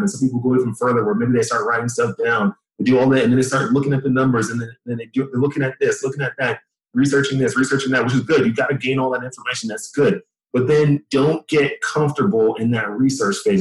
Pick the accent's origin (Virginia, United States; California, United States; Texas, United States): Texas, United States; Dallas; moved away as an adult; originally I'm from Dallas, Texas both my parents came from Nigeria um, to Texas in the 80s. They had me and my two brothers and my sister. We grew up there.